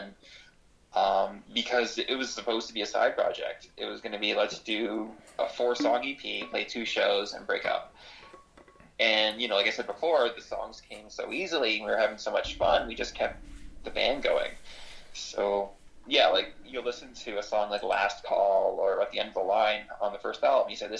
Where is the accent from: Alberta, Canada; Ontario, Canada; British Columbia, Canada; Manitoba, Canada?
Ontario, Canada; Toronto; we're from Toronto